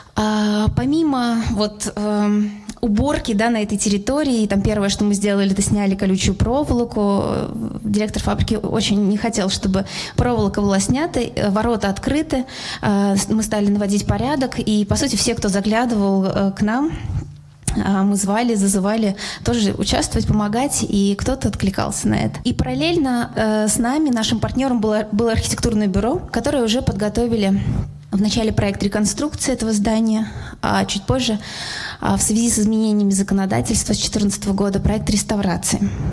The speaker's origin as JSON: {"language": "Russian", "town": "Yaroslavl", "region": "Yaroslavl Oblast", "country": "Russia", "tie": "born or raised there", "said": "я родилась и живу в Ярославле"}